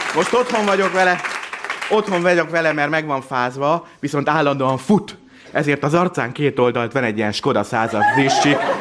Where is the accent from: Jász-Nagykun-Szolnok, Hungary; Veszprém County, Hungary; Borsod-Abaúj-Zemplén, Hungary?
Borsod-Abaúj-Zemplén, Hungary; Miskolc; én Miskolci vagyok